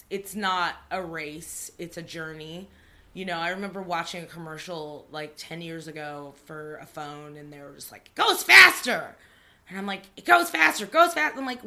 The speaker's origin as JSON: {"language": "English", "town": "Torrance", "region": "California", "country": "United States", "tie": "born or raised there", "said": "I grew up in Torrance"}